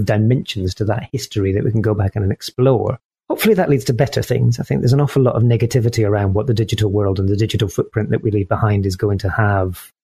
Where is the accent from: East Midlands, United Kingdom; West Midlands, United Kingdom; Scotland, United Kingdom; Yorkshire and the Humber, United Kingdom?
Scotland, United Kingdom; As a Scotsman